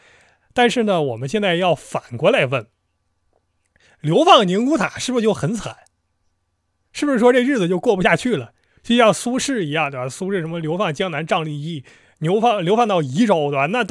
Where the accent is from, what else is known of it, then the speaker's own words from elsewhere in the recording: Northeast China, China; 对我们东北人而言，东北就是东北，这个黑吉辽差不多